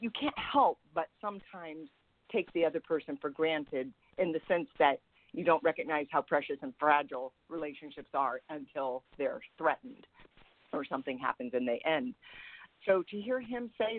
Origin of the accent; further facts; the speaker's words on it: San Francisco, California, United States; moved away; So I see my hometown